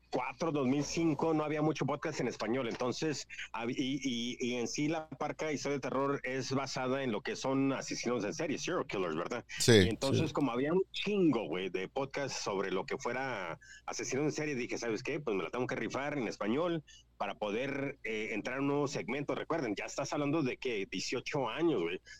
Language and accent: Spanish; California, United States; Spanish is a second language; pues yo soy de Califas, mi jefe es de Guanajuato, mi mamá es de Guanajuato, pero pues siendo de Estados Unidos y todo, lo perdemos, güey